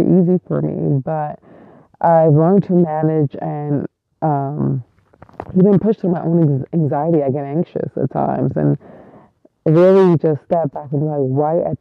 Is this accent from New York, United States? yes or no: yes; New York City, New York, United States; I was born and raised in East New York, Brooklyn, which is probably one of the hardest neighborhoods in New York and still really is